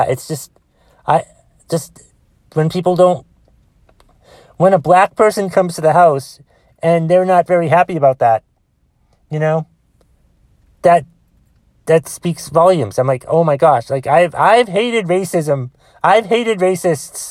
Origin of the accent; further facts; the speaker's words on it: Boston, Massachusetts, United States; Boston, Massachusetts, for fuck's sake. My hometown.